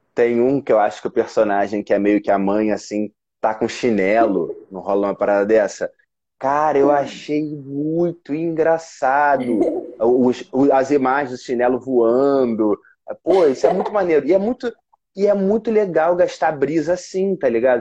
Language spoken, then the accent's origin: Portuguese; Rio de Janeiro, Brazil; also born or lived in São Paulo; Eu sou do Rio de Janeiro